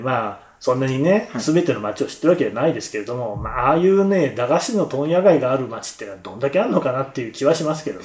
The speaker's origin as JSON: {"language": "Japanese", "town": "Nagoya", "region": "Aichi", "country": "Japan", "tie": "born or raised there", "accent": "Nagoya dialect", "moved": "yes", "said": "故郷を離れて、はい、幾年月"}